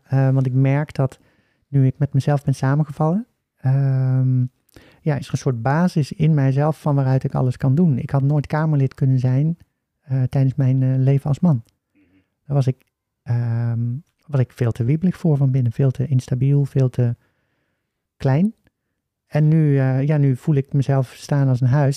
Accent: Oosterhout, North Brabant, Netherlands; accent: Brabants; also born or lived in Breda; Ik ben eh, geboren en opgegroeid in Oosterhout

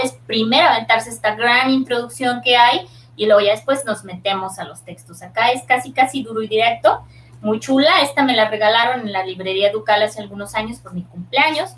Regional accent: northern Mexico, Mexico; los del norte no escribimos igual que los del centro ni

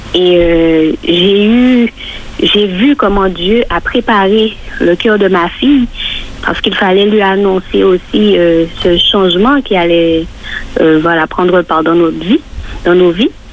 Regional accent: Martinique; chez nous en Martinique

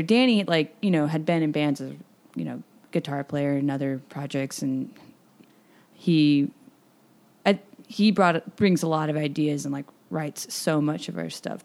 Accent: Kansas City, Missouri, United States; I'm from Kansas City. Um, I grew up here

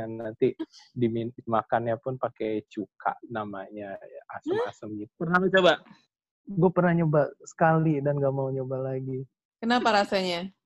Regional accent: Indonesia; lah kita kan dari Indonesia lumayan uh, bisa menyombongkan bulu tangkisnya.

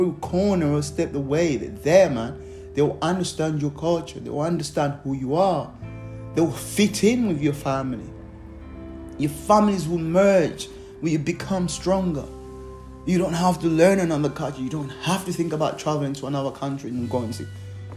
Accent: Malawi; now in Surrey, United Kingdom; from back home from Malawi

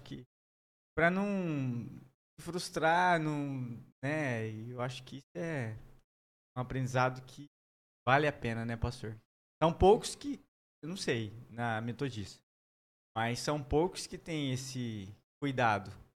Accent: Maringá, Paraná, Brazil; moved away; also born or lived in Londrina / Três Lagoas; a gente foi para Londrina, eu sou de Maringá.

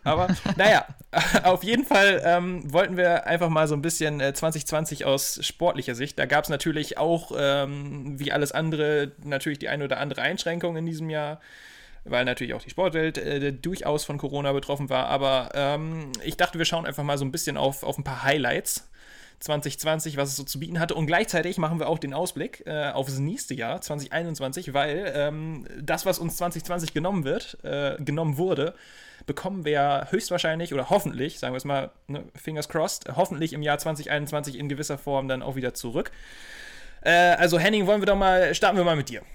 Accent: Germany; als Deutscher

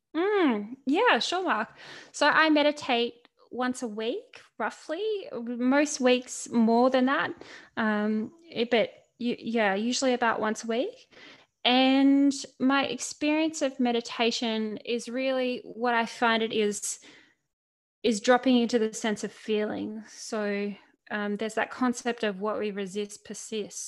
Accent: Central Coast, New South Wales, Australia; Central Coast, where I grew up in Australia

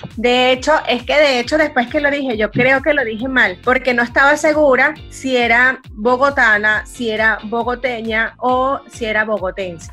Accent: San Felipe, Yaracuy, Venezuela; now in Barquisimeto, Venezuela; yo crecí, yo crecí en San Felipe, en el estado Yaracuy.

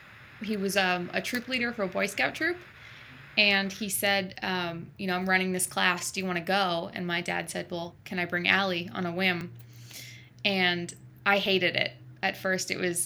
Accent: New York City, New York, United States; also born or lived in Adirondacks, New York; I grew up in Staten Island, so in New York City, but my parents have a place in upstate New York in the Adirondacks.

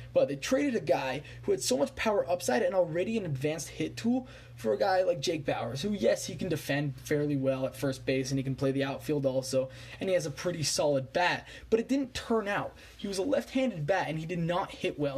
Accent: Montreal, Quebec, Canada; I was born in Montreal

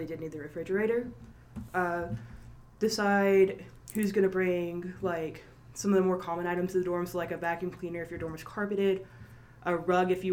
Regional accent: Monticello, Georgia, United States; I'm from Monticello, Georgia

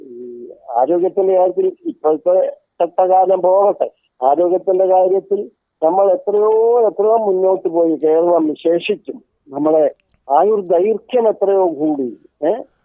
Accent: Mynagappally, Kerala, India; ഞാൻ ജനിച്ചത് കൊല്ലം ജില്ലയിലെ മൈനാഗപ്പള്ളി എന്ന് പറയുന്ന ഒരു ഗ്രാമത്തിലാണ്

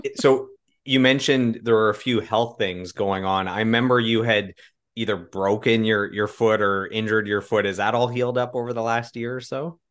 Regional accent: Russell, Ontario, Canada; I grew up in Russell, Ontario, so about thirty minutes outside of Ottawa

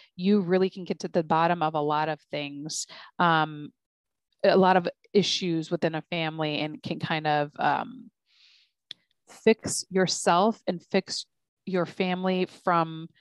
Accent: United States; I'm an American Muslim mother. I'm very much American

